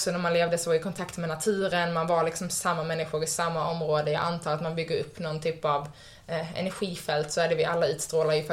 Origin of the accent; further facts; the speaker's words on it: Skåne, Sweden; born there; now in Stockholm, Sweden; jag är född i Skåne, jag bor i Stockholm, jag jobbar som det här.